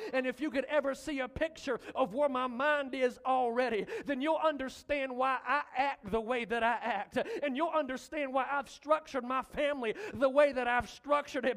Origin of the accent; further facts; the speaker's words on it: the Delta, United States; now in Malvern, United States; I'm from the Delta